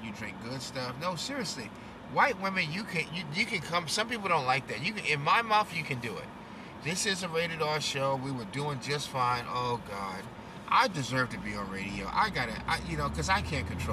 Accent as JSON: {"language": "English", "region": "New York", "country": "United States", "said": "I'm a New Yorker"}